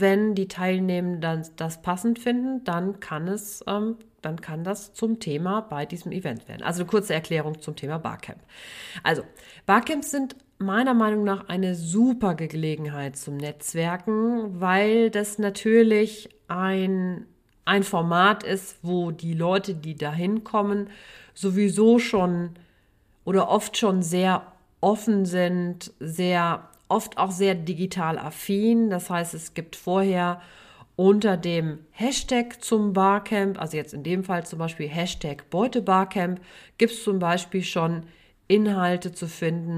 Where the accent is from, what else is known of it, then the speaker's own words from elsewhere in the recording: Sauerland, North Rhine-Westphalia, Germany; Ich komme ja aus dem Sauerland, bin Sauerländerin